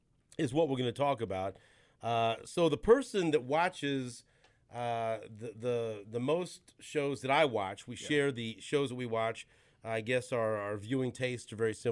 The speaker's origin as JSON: {"language": "English", "town": "Kansas City", "region": "Missouri", "country": "United States", "tie": "born or raised there", "said": "You know how much I love my hometown of Kansas City. You know that my dad had ties to the Kansas City mob."}